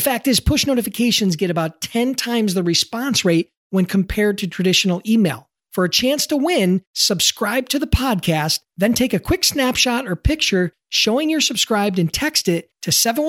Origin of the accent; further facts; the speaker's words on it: Buffalo, New York, United States; my hometown, Buffalo, New York.